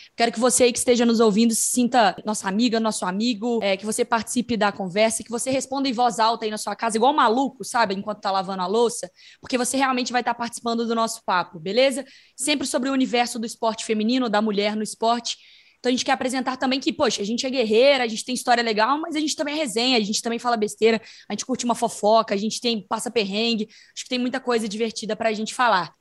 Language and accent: Portuguese; Minas Gerais, Brazil; accent: Minas Gerais; moved away as an adult; also born or lived in Belo Horizonte; now in São Paulo, Brazil; eu com meu sotaque de Minas Gerais